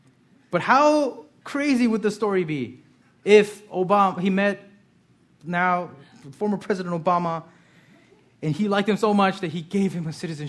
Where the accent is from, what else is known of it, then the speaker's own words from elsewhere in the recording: Lansdale, Pennsylvania, United States; born there; I haven't because I was born in Lansdale. When I went to Korea, they gave me a citizenship. So when I go to Korea now, I have to serve in the army.